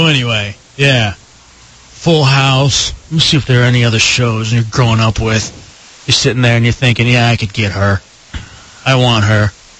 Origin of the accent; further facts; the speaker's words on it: Dallas, Texas, United States; growing up in Dallas.